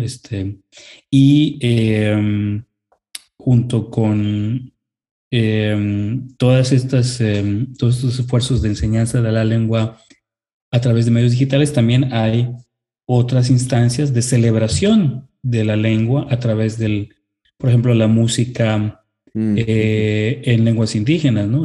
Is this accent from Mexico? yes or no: yes; Mexico; como el inglés en nuestro país